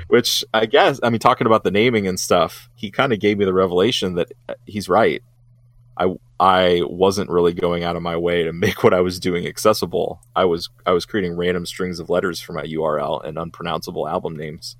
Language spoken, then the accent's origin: English; Columbus, Ohio, United States; my hometown of Columbus.